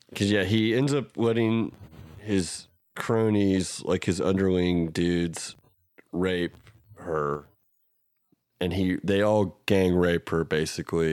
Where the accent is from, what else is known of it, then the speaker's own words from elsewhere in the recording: Oklahoma, United States; we're from Oklahoma